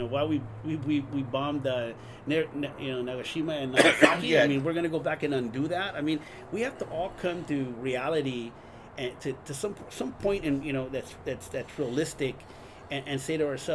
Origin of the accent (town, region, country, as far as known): Guadalajara, Jalisco, Mexico; born or raised there; moved away; also born or lived in Hollywood, California, United States